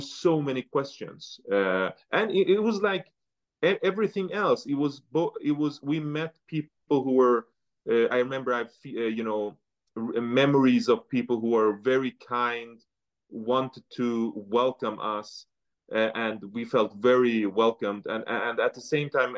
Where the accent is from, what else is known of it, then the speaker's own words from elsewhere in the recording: northern Sweden, Sweden; also born or lived in Tehran, Iran; I was born in Tehran, so it's a very big city with a lot of sound, lights, people. And then coming to the north of Sweden